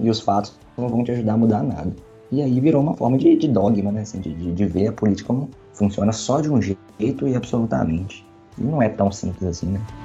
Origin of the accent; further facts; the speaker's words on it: Brazil